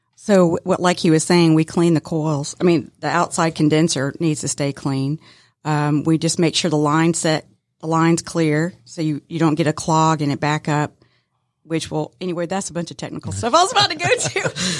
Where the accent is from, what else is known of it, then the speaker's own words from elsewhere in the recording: Decatur, Georgia, United States; I was born and raised in the metro Atlanta area, um, so, yeah, I'm, I'm a Decatur girl